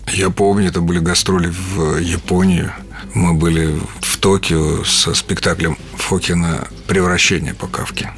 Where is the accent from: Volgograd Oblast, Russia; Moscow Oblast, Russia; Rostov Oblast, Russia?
Rostov Oblast, Russia; Taganrog; born or raised there; moved away as an adult; also born or lived in Voronezh; now in Moscow, Russia